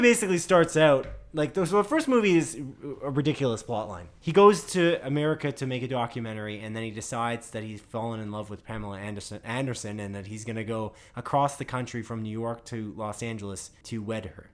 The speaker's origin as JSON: {"language": "English", "country": "Canada", "said": "we're Canadian"}